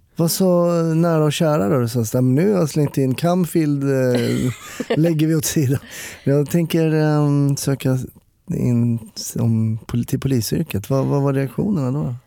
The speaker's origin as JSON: {"language": "Swedish", "town": "Stockholm", "region": "Stockholm County", "country": "Sweden", "tie": "born or raised there", "said": "jag är ju uppvuxen i Stockholm"}